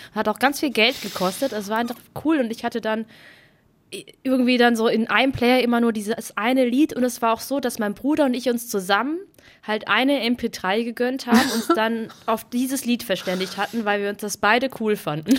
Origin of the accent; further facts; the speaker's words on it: Heppenheim, Hesse, Germany; also born or lived in Baden-Württemberg; Ich bin in so einer kleinen Stadt aufgewachsen